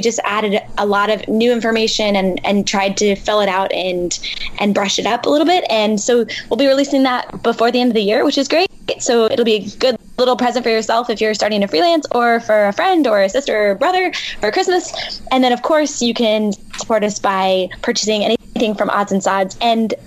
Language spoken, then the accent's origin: English; Kentucky, United States; moved away; I grew up in Kentucky